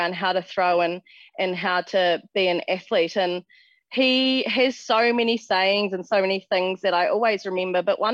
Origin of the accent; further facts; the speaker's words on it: West Coast, New Zealand; growing up on the West Coast, we don't have a track